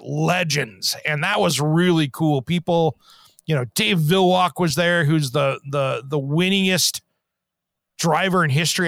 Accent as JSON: {"language": "English", "town": "Tri-Cities", "region": "Washington", "country": "United States", "tie": "born or raised there", "said": "growing up in Tri Cities, Washington, and uh, Eastern Washington"}